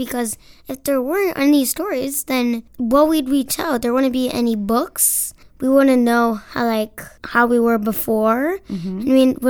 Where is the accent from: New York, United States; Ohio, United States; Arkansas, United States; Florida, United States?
Florida, United States; Orlando; I am from Orlando.